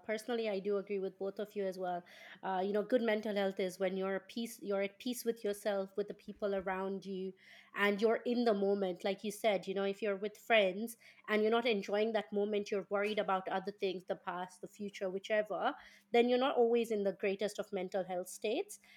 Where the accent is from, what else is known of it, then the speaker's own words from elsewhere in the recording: Kenya; moved away as an adult; now in United Kingdom; I come from Kenya, and in Kenya, and my background is an, is an Indian